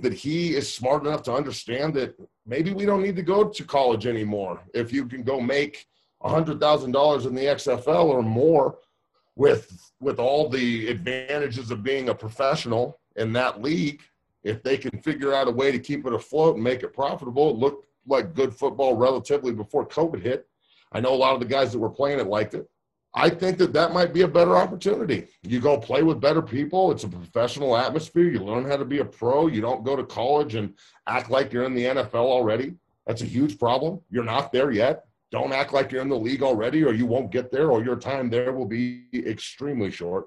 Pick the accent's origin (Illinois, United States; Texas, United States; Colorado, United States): Colorado, United States; Denver; a guy that I grew up watching here in Denver